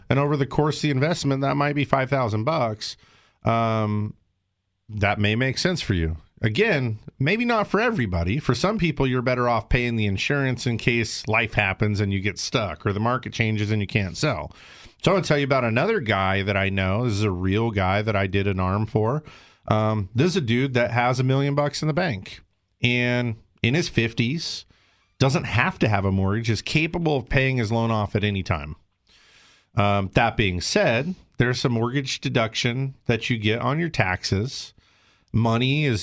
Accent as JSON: {"language": "English", "region": "South Carolina", "country": "United States", "lives_now": "California, United States", "said": "but I'm from South Carolina. My family's there, my roots are there, and I know I'm going back."}